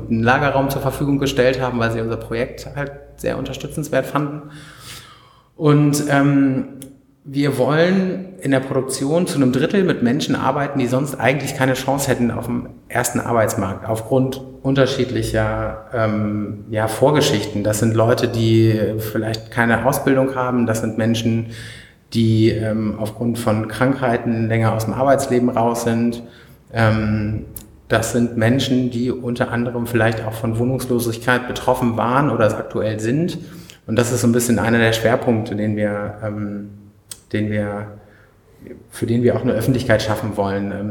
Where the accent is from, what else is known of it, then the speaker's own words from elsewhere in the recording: Hanover, Lower Saxony, Germany; 31, äh, komme aus Hannover und ähm, ja, lebe hier jetzt seit fünf Jahren inzwischen wieder.